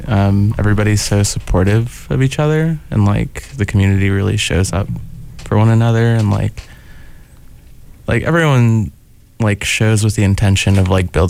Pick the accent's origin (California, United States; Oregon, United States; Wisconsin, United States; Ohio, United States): Oregon, United States; Portland; now in Eugene, United States; I came from Portland and scenes were like, there was community for sure, but it was a little more like fragmented.